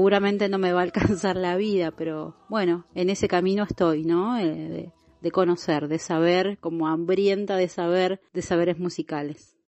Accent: Buenos Aires, Argentina; born there; now in Caleta Olivia, Argentina; yo soy nacida en Buenos Aires. Eh, hace muchísimos años nos vinimos para el sur de la Argentina, específicamente a Caleta Olivia, provincia de Santa Cruz

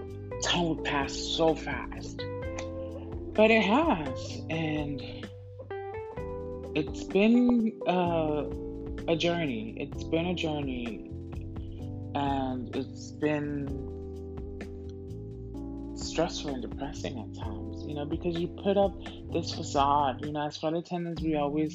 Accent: Camden, New Jersey, United States; also born or lived in Orlando, Florida; now in New York City, United States; I come from South Jersey, born and raised in South Jersey, and grew up partially in the projects and, you know, my grandma's house, East Camden.

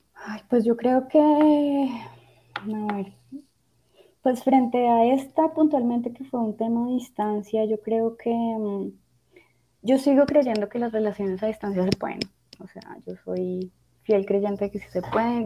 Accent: Bogotá, Colombia; moved away; todavía sigo siendo muy rola

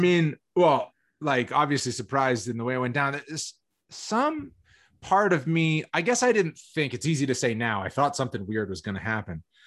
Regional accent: Massachusetts, United States; also born or lived in Boston / Pittsburgh; I was born in Boston, then we lived in Pittsburgh, from, like, when I was, like, one until six, and then we moved back to Massachusetts, and then I grew up

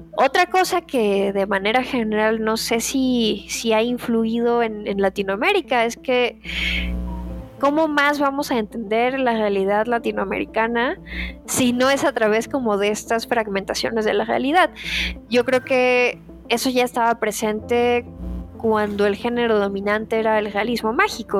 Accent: Guadalajara, Jalisco, Mexico; soy de Guadalajara, vivo en Guadalajara.

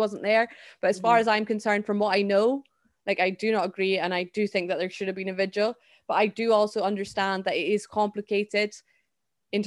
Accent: Scotland, United Kingdom; a Scottish person

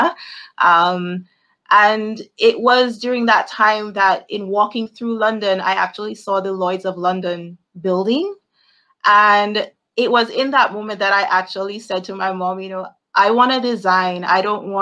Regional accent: Dominica; moved away as an adult; also born or lived in Ames, Iowa, United States; now in Barbados; I am from Dominica, the beautiful Nature Isle, currently residing in Barbados

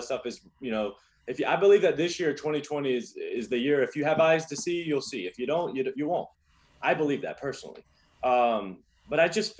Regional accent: North Carolina, United States; also born or lived in Los Angeles / China; now in Miami, United States; I'm from North Carolina, but I've lived in LA. Now I live in Miami.

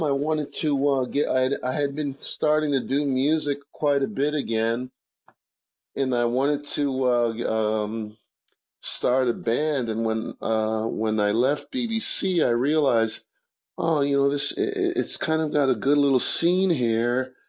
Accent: Marlboro, New Jersey, United States; moved away as an adult; also born or lived in Brooklyn, New York / Saint Vincent / upstate New York; now in Springfield, United States; I grew up in Brooklyn and Marlborough, New Jersey

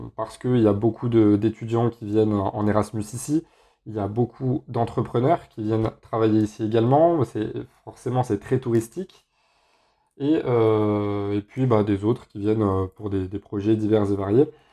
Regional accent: Grenoble, Auvergne-Rhône-Alpes, France; now in Spain; moi, je suis pas de la région parisienne, je suis de Grenoble

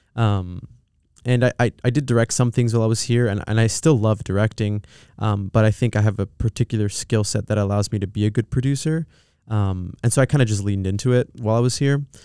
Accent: Pomona, California, United States; also born or lived in Los Angeles; We went to a s, a, a town called Pomona, um, and that's where I'd spent most of my years growing up

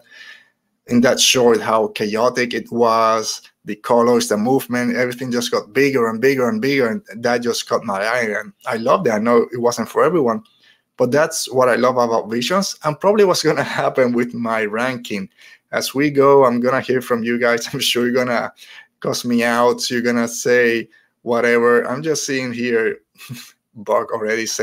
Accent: Puerto Rico; now in United States; as a Puerto Rican, growing up in Puerto Rico, now in the United States

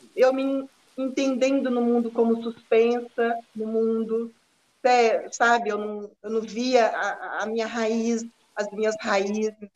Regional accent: Quilombo Baú, Minas Gerais, Brazil; also born or lived in Montes Claros / Diamantina / Belo Horizonte; eu nasci no Quilombo Baú, como já foi dito aí. É, eu saí do, desse quilombo com 12 anos de idade fui trabalhar com, lá em Monte Claro.

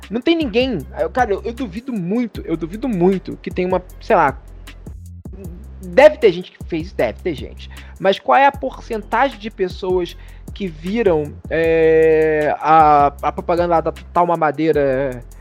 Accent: Rio de Janeiro, Brazil; O, que sou de Padre Miguel, tu é, tu é de Nilópolis.

